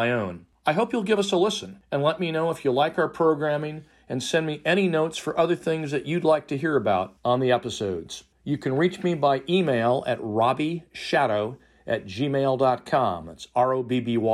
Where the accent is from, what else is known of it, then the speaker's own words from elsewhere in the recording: San Francisco Bay Area, California, United States; moved away as an adult; our family moved to the San Francisco Bay Area in 1962